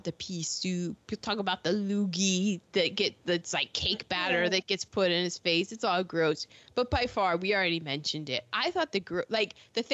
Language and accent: English; United States; I always say, the DMV